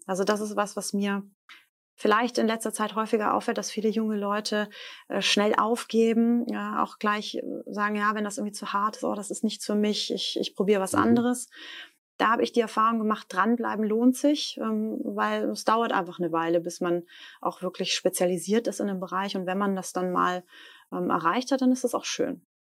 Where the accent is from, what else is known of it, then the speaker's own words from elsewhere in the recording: Stuttgart, Baden-Württemberg, Germany; moved away as an adult; also born or lived in Leipzig / Darmstadt; ich bin ja Stuttgarterin